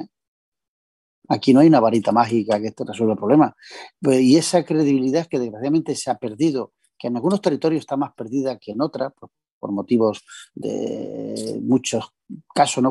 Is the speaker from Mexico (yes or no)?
no; Bedmar, Jaén, Andalusia, Spain; estando de concejal en mi pueblo